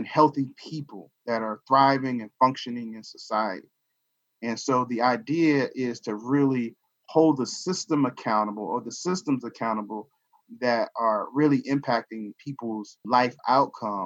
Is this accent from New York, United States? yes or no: no; Charlottesville, Virginia, United States; moved away as an adult; now in Northern Virginia, United States; I'm born and raised in Charlottesville, but I currently am in the Northern Virginia area